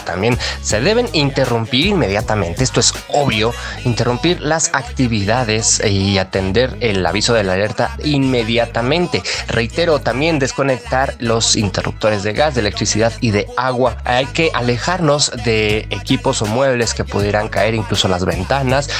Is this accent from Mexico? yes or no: yes; Mexico; quienes somos mexicanos